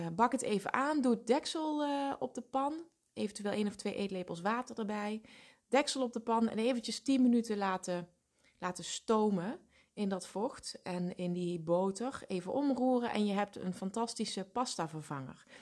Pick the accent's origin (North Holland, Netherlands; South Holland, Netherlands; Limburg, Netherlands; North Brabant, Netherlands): Limburg, Netherlands; Ik kom natuurlijk uit Limburg